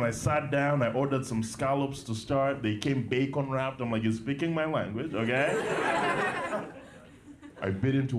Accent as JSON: {"language": "English", "town": "Kampala", "region": "Central Region", "country": "Uganda", "tie": "born or raised there", "said": "I was born and raised in Kampala, Uganda"}